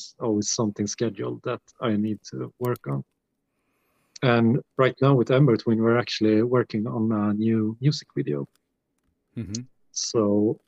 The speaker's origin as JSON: {"language": "English", "town": "Gävle", "region": "Gävleborg County", "country": "Sweden", "tie": "born or raised there", "also_born_or_lived": "Gothenburg", "said": "we got like big festivals here in my hometown here that plays like black metal bands and death metal bands. The Gävle Metal, it's called Gävle Metal Festival"}